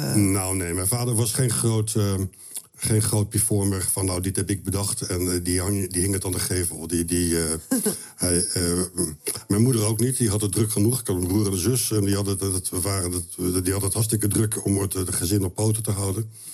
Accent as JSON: {"language": "Dutch", "town": "Rotterdam", "region": "South Holland", "country": "Netherlands", "tie": "born or raised there", "also_born_or_lived": "Wageningen", "said": "Wij woonden, wij gingen verhuizen van Wageningen, waar ik geboren ben, naar Rotterdam in een industriegebied"}